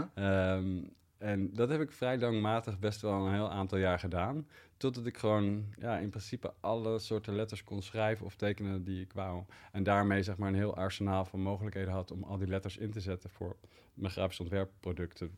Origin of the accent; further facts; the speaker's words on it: Leiden, South Holland, Netherlands; Ik groeide op in Leiden